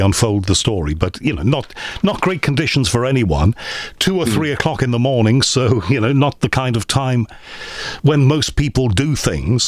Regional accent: Crosby, North West England, United Kingdom; I was brought up in Crosby, near Liverpool

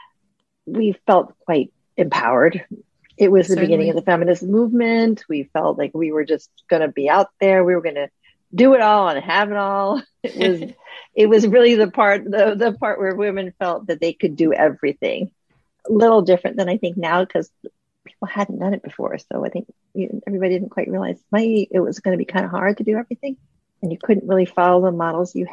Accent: small town outside of Cleveland, Ohio, United States; I grew up in a small town outside of Cleveland, Ohio.

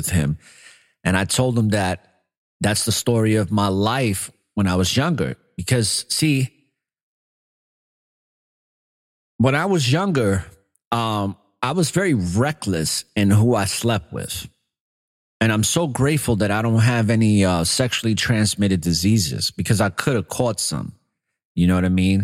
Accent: New York City, New York, United States; moved away; growing up in New York City

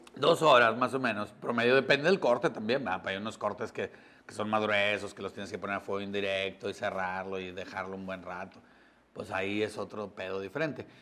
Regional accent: San Nicolás de los Garza, Nuevo León, Mexico; yo soy de San Nicolás de los Garza. Yo nací ahí en la Clínica 6, ahí en la Avenida Universidad. Me crié en la colonia Chapultepec

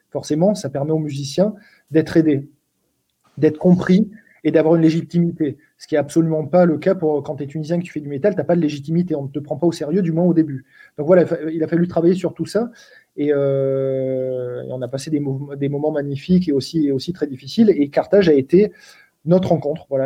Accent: Sweden; nous, en, en tant que suédois, c'est pas facile.

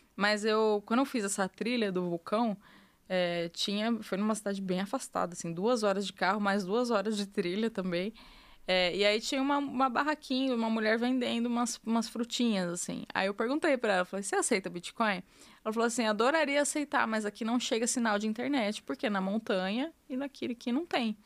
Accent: Brazil; eu sou brasileira

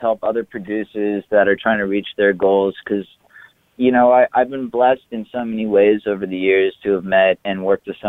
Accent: Los Angeles, California, United States; I grew up in Los Angeles, and I've been making music my whole life

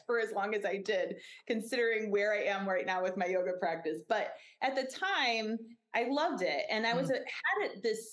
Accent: Northwestern suburbs, Illinois, United States; also born or lived in Mississippi River, Illinois side; Both of us grew up in the Northwestern suburbs

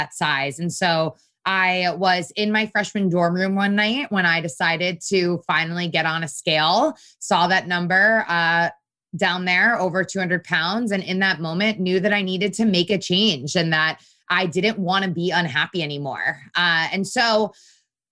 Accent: Connecticut, United States; I grew up in a really wonderful household in Connecticut, an Italian household

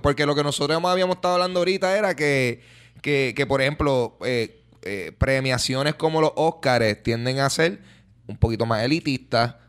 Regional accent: Puerto Rico; nosotros como, como puertorriqueños

